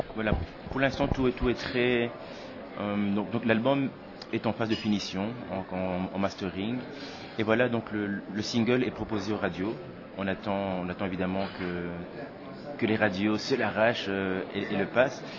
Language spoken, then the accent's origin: French; Tournai area, Wallonia, Belgium; also born or lived in Kinshasa, DR Congo / Brussels, Belgium; je suis né à Kinshasa, où j'ai vécu les sept premières années, et puis j'ai débarqué euh, en Belgique, euh, et, j'y suis depuis. Donc voilà, donc euh, grandi dans la région de Tournai